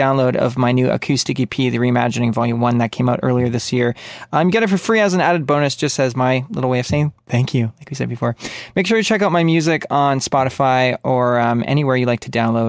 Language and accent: English; Canada; I'm so Canadian. Speaking of which, of course, that means I'm coming in from Canada